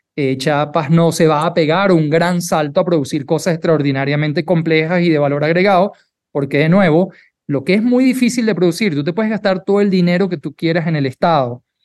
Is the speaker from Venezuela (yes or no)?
yes; Venezuela; now in Mexico; soy venezolano, en Venezuela cuando tú estudias medicina